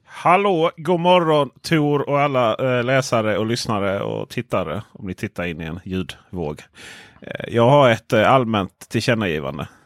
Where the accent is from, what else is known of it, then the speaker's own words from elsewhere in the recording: Blekinge, Sweden; jag är från Blekinge